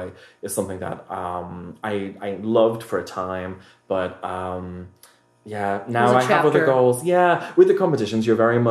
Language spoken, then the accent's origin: English; Liverpool, North West England, United Kingdom; also born or lived in New York; my hometown of Liverpool